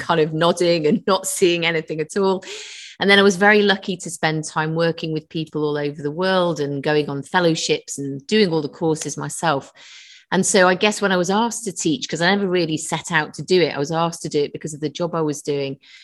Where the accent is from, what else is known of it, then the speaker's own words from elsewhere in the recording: London, United Kingdom; also born or lived in Manchester / Nottingham; now in Liverpool, United Kingdom; I was born in London originally.